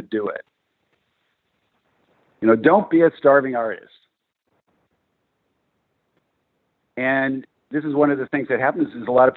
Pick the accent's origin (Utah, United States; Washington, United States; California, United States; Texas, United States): California, United States; born and raised in California